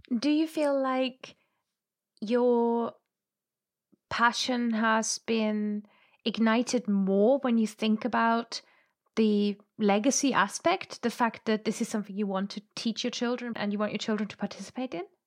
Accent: Germany; I'm from Germany

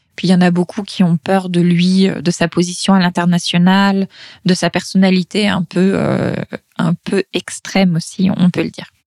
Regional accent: near Les Mureaux, Yvelines, Île-de-France, France; Dans les Mureaux, qui est une commune euh, des Yvelines, donc dans le sud-ouest euh, de Paris, proche de là où j'ai grandi

